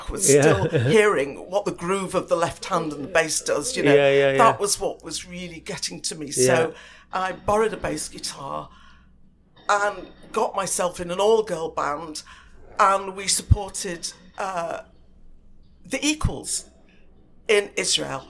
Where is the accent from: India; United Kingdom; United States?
United Kingdom; Manchester, North West England; we grew up in South Manchester